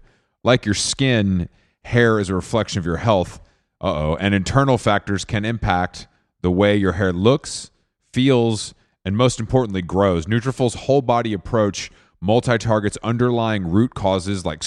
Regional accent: Atlanta, Georgia, United States; now in New York, United States; I'm from Atlanta

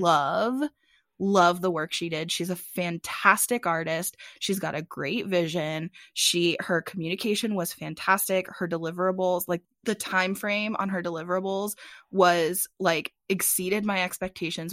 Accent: United States; now in Phoenix, United States; I'm from the Chesapeake Bay area

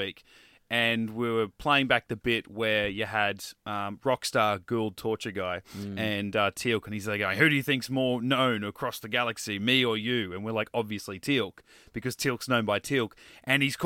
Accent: Queensland, Australia; we're from Queensland, mate. That's not the way we say it.

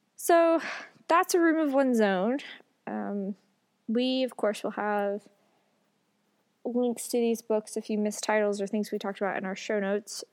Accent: the South, United States; Growing up in the South

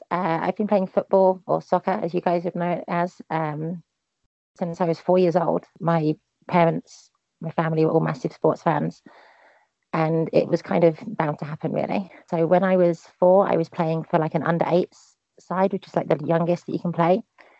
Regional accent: East of England, United Kingdom; also born or lived in Milton Keynes; I moved around quite a lot. But I grew up mainly about an hour north of central London. Just outside the big M25 ring road that goes out. So it's kind of more country, kind of small town kind of thing.

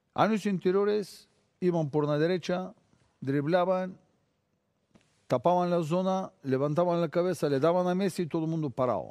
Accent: Bulgaria; Spanish is a second language; moved away as an adult; Yo salí de Bulgaria 23 años

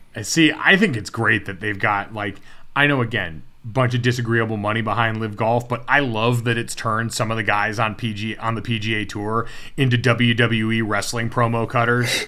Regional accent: Connecticut, United States; I watched that UConn program when it was really good growing up in Connecticut

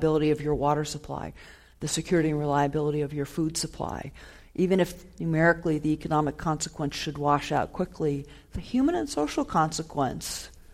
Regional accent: Ohio, United States; my hometown is actually in Ohio

